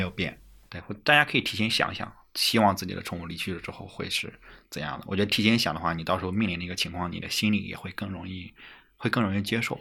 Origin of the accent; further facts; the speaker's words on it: China; 作为中国人